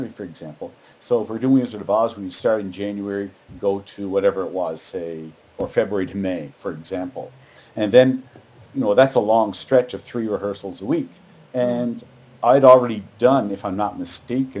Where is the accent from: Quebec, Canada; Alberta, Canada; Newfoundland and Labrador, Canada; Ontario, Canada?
Newfoundland and Labrador, Canada; moved away; I'm from Newfoundland and we graduate after grade 11, at least when I was going there